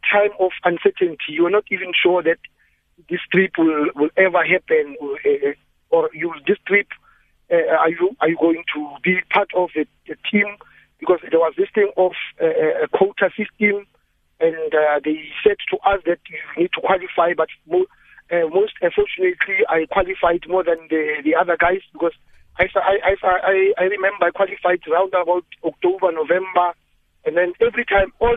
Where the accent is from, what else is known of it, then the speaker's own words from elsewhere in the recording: South Africa; I'm from Buchabelle, I'm from the Kasi town